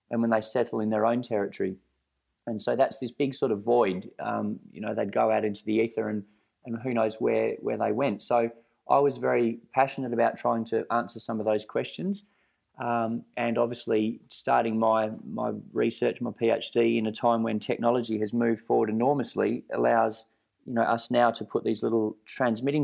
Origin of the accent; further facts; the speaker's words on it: Perth Hills, Western Australia, Australia; in the Perth Hills here where I grew up